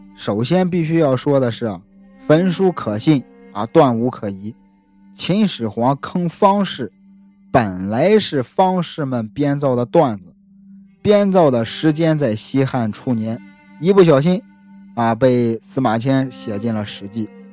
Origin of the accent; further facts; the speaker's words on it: Shandong, China; 很多熟悉我的朋友都知道我是山东人，孔孟之乡